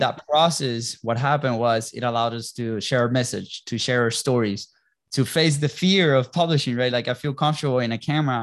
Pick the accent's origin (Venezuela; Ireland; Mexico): Venezuela; moved away; also born or lived in Europe / Jacksonville, Florida; we're originally from Venezuela